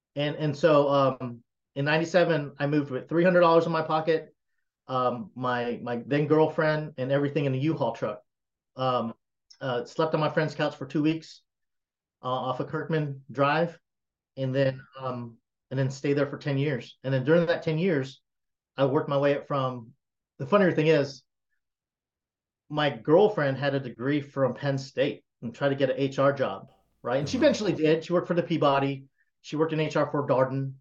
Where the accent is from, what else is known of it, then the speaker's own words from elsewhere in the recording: South Carolina, United States; I was raised, born and raised in South Carolina